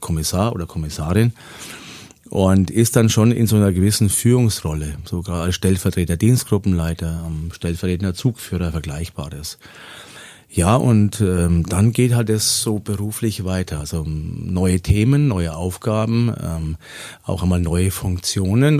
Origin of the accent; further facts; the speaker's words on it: Lower Franconia, region around Schweinfurt, Bavaria, Germany; moved away as an adult; now in Augsburg, Germany; gebürtig komme ich aus Unterfranken, aus der Region um Schweinfurt und äh, bin auch da aufgewachsen